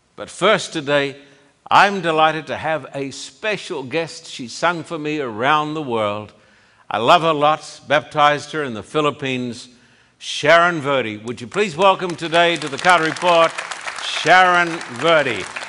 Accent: Australia; moved away; when I was growing up in Australia

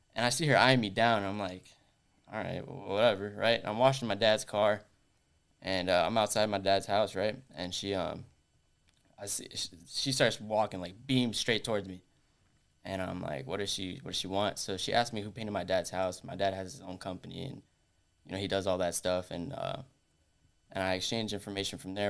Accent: Orlando, Florida, United States; I was born and raised here in Orlando

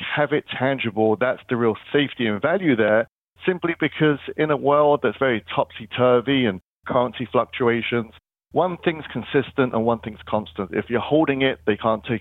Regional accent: London, United Kingdom; moved away; I'm originally from London, and I kind of grew up in central London

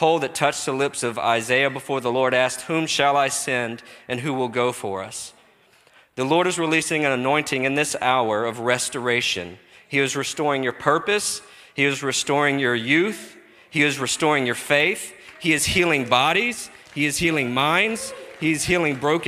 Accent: Texas, United States; I'm from Texas.

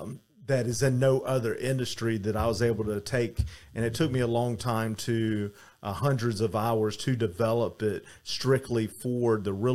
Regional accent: Atlanta, Georgia, United States; now in Miami Beach, United States; I'm from Atlanta, Georgia originally, and I live in Miami Beach now.

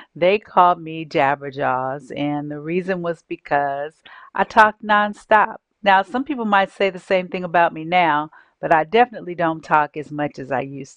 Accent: San Francisco, California, United States; As a young child, I grew up in San Francisco, California, with a single mom

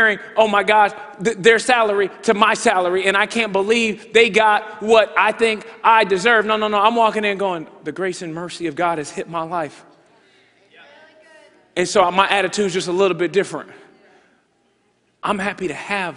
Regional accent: United States; we are from America

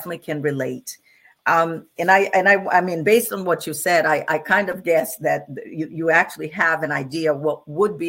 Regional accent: Brazil; now in United States; and I come from Brazil.

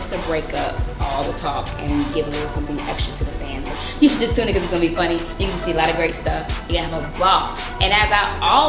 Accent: Houston, Texas, United States; moved away; I am originally from Houston, Texas.

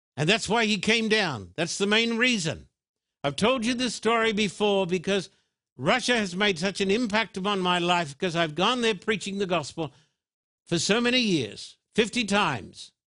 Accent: Australia; now in United States; when I was brought up in Australia

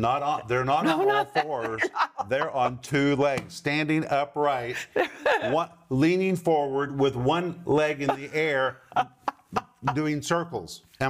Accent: United States; moved away as an adult; now in Moscow, Russia; because we grew up in America, in the West

